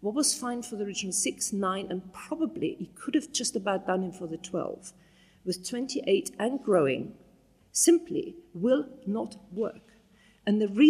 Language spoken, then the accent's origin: English; Bavaria, Germany; now in United Kingdom; I'm a Bavarian farmer's daughter